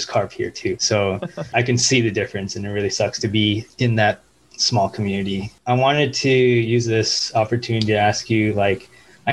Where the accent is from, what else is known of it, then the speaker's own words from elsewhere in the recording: Southern Virginia, United States; now in Las Vegas, United States; we came from Southern Virginia, and that community was very, very small